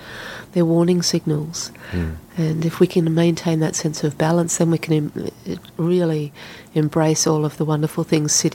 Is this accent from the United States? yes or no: no; Australia; moved away as an adult; also born or lived in Sydney; I went into a bank in my hometown and I said to them, I want a job in Sydney with your bank